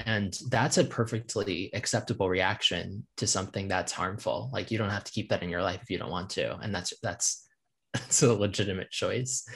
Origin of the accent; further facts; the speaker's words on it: Virginia, United States; moved away as an adult; now in Nashville, United States; I grew up and in Virginia and diff-, and have lived in various parts of that state